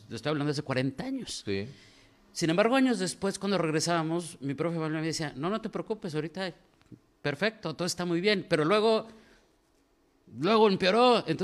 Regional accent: Mexico City, Mexico; now in Tijuana, Mexico; yo soy de la Ciudad de México, pero yo nací en la Ciudad de México. Llevo aquí en Tijuana 40 años

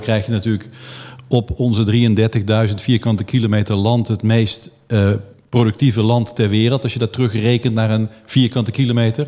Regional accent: Flanders, Belgium; moved away as an adult; now in Netherlands; om pas op je twintigste terug te komen naar Nederland met je Nederlands paspoort, terwijl je in Vlaanderen geboren bent en getogen bent

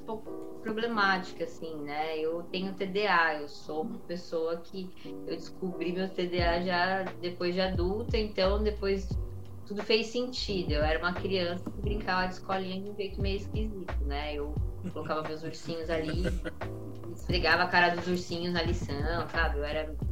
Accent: Carapicuíba, São Paulo, Brazil; also born or lived in Osasco; eu nasci na Vila Municipal, em é Carapuíba, que, enfim, é, é uma comunidade

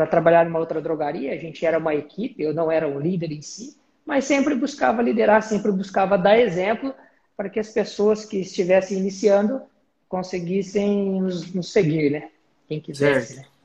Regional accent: Monte Aprazível, São Paulo, Brazil; now in Lucas do Rio Verde, Brazil; Cara, eu sou paulista, é, a gente é do interior de São Paulo, uma cidade chamada Monte Aprazível nós nascemos lá, né? Eu e meu irmão.

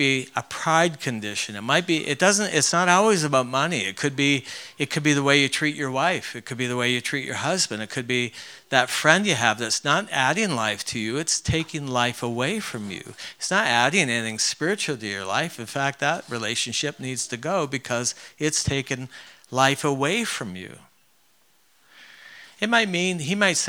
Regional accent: Ontario, Canada; moved away; I grew up in Canada

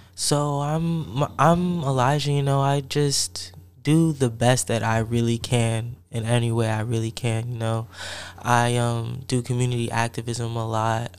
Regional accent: Columbia, Maryland, United States; moved away as an adult; also born or lived in Piscataway, New Jersey; I'm from Piscataway in Columbia, Maryland. That's where I grew up in New Jersey and Maryland

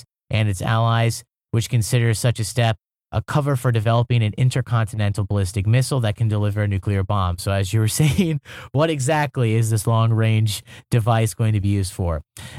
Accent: Iowa, United States; now in Seoul, South Korea; I'm from Iowa, right?

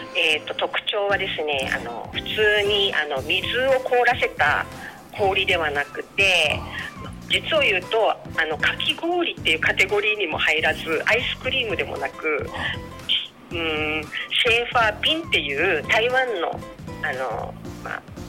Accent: Okinawa, Japan; 沖縄生まれ、沖縄育ち

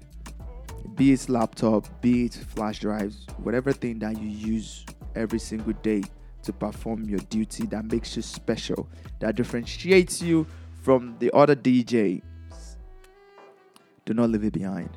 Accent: Lagos, Nigeria; moved away; I'm from Nigeria. I was born in Lagos, Nigeria

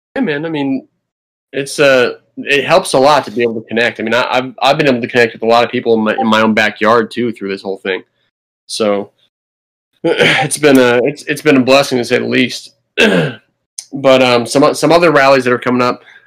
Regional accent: New Jersey, United States; now in Virginia, United States; I'm from New Jersey

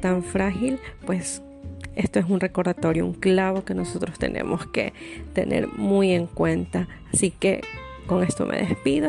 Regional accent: Ecuador; quiénes somos los ecuatorianos

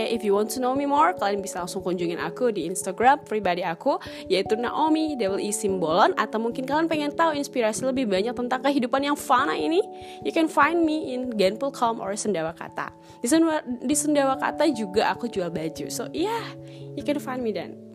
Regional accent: North Sumatra, Indonesia; aku orang Batak

